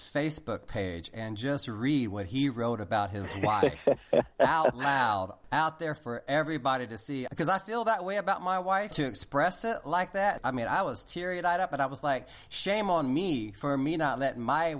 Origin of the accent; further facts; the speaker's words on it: Houston, Texas, United States; moved away as an adult; I'm from Houston